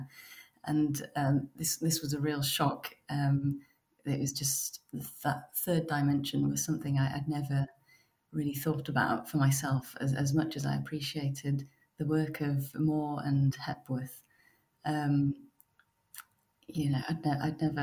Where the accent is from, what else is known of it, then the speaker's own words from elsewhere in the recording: Yorkshire and the Humber, United Kingdom; now in Paris, France; I grew up in West Yorkshire in the north of England